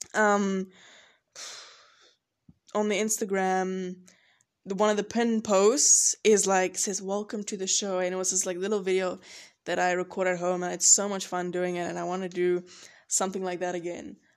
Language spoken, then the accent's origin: English; George, Western Cape, South Africa; now in Boone, United States; where I'm from, I'm from George, if you don't know, love George, and it's on the coast